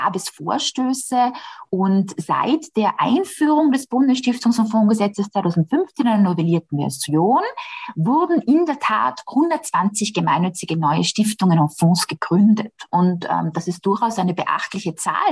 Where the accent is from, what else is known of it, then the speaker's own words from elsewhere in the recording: Austria; ist das bei uns in Österreich gar nicht so.